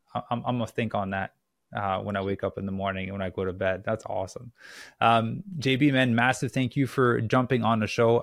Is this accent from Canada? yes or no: yes; Canada; now in Los Angeles, United States; I'm from Canada originally, but I'm in LA right now